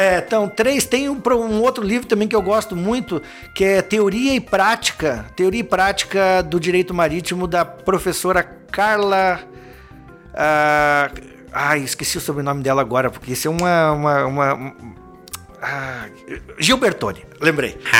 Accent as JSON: {"language": "Portuguese", "town": "Lages", "region": "Santa Catarina", "country": "Brazil", "tie": "born or raised there", "moved": "as an adult", "lives_now": "Joinville, Brazil", "said": "eu sou natural de Lages, né? Uma cidade do interior do estado."}